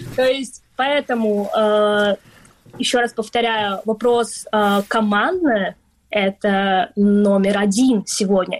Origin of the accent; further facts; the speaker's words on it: Crimea, Ukraine; now in London, United Kingdom; мы с тобой родились в Крыму, мы крымские татарки